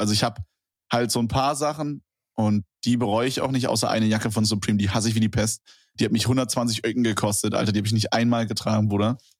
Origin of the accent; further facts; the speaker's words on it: Berlin, Germany; ich komme ja aus Berlin